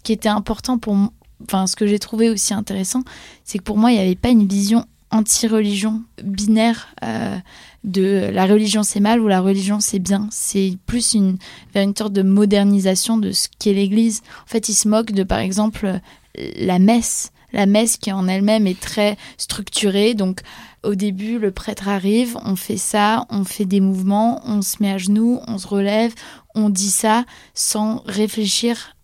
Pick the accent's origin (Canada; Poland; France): Poland; en tant que polonaise